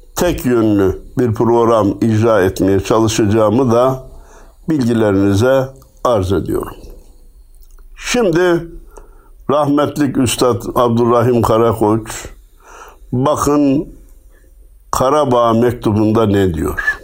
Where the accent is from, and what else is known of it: Turkey